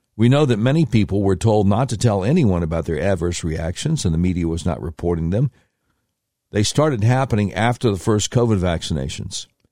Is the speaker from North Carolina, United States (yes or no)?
yes; Charlotte, North Carolina, United States; I grew up in Charlotte, North Carolina